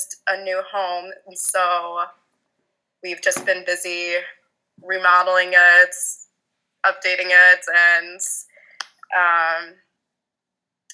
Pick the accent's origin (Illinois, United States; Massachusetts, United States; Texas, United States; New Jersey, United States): Illinois, United States; Chicago; moved away as an adult; now in Green Bay, United States; I grew up in Chicago area, and now I live in Green Bay, Wisconsin